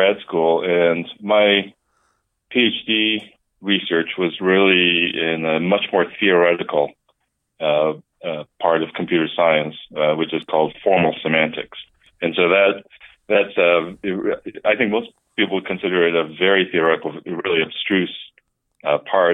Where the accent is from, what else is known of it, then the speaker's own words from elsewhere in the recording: Houghton, Michigan, United States; moved away as an adult; also born or lived in Columbus / Pittsburgh; I actually grew up not too far from Madison in Upper Michigan, a little town called Houghton